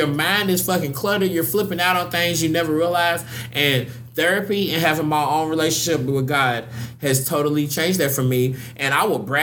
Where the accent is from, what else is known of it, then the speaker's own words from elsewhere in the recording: Louisville, Kentucky, United States; moved away; Growing up in Louisville